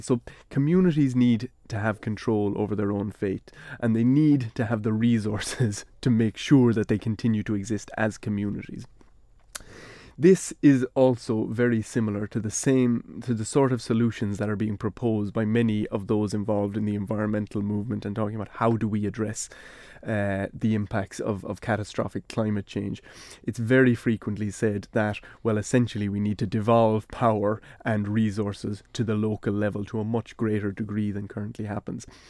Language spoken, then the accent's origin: English; Ireland; speaking English in a way that shows I'm from Ireland, I'm from a certain part of Ireland